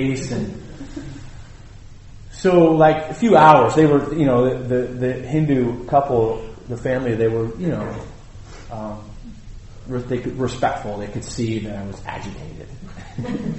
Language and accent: English; United States; I'm American